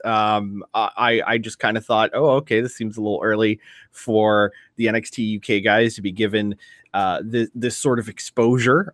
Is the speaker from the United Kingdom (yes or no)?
no; Ireland; speaking as an Irish man